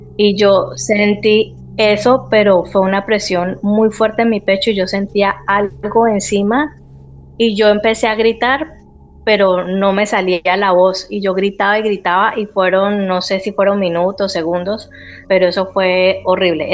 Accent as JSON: {"language": "Spanish", "town": "Cali", "region": "Valle del Cauca", "country": "Colombia", "moved": "as an adult", "lives_now": "Spain", "said": "yo soy de Colombia, eh, soy de una ciudad que se llama Cali"}